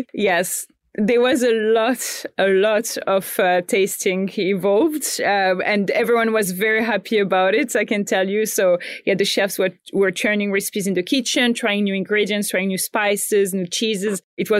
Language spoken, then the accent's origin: English; Morocco; moved away as an adult; also born or lived in Paris, France; now in Australia; I grew up in Morocco and then I studied in France